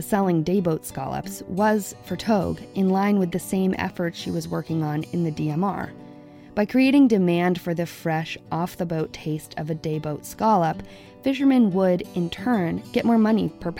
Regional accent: Stonington, Maine, United States; I grew up in Stonington, Maine

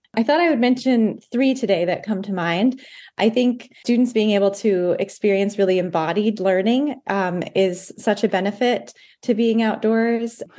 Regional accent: Blue Hill Peninsula, Maine, United States; I grew up on the Blue Hill Peninsula

